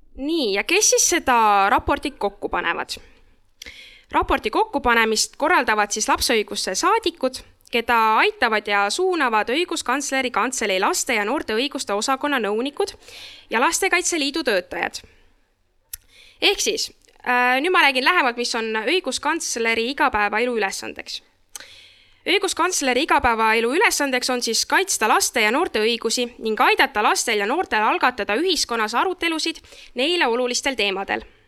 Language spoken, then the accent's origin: Estonian; Saare County, Estonia; tulen Saaremaalt